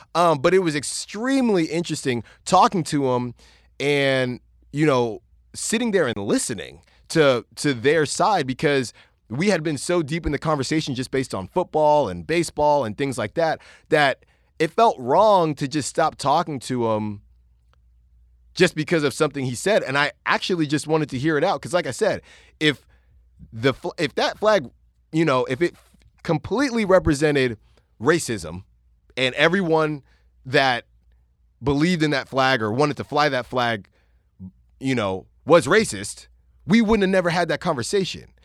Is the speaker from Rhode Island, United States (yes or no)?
no; California, United States; also born or lived in Virginia; obviously, I grew up in California.